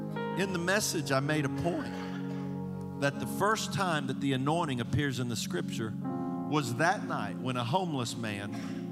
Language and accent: English; Indiana, United States; I grew up in Indiana, man, when snow's no big deal. We just grew up around it all the time.